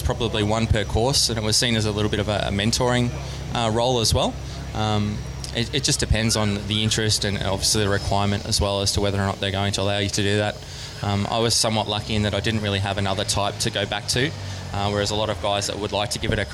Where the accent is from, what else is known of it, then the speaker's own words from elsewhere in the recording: Australia; also born or lived in United States; as an Aussie living in America